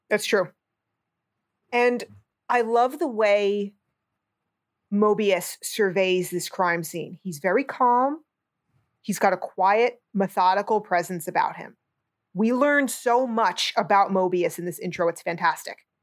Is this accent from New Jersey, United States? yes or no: yes; New Jersey, United States; I'm a moron from New Jersey